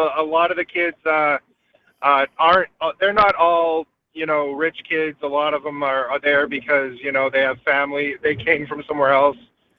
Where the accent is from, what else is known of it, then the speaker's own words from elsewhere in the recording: New Hampshire, United States; now in California, United States; Because I'm from New Hampshire originally, I just have never made it.